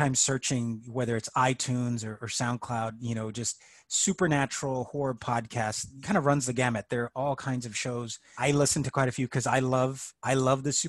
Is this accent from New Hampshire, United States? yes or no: no; Elsa, Texas, United States; I grew up in South Texas. I'm originally from Elsa